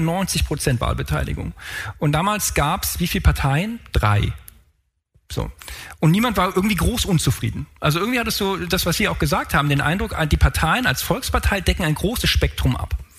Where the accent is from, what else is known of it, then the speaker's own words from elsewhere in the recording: Frankfurt, Hesse, Germany; ich komme aus Frankfurt